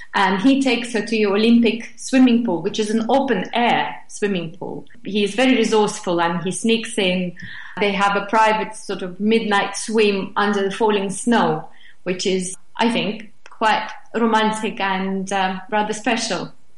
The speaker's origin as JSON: {"language": "English", "region": "Moscow", "country": "Russia", "tie": "born or raised there", "second_language": "English", "moved": "yes", "lives_now": "England", "said": "I was born and raised in Moscow"}